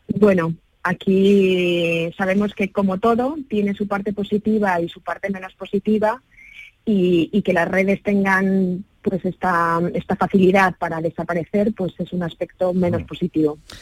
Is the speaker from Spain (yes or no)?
yes; Spain; nosotros como españoles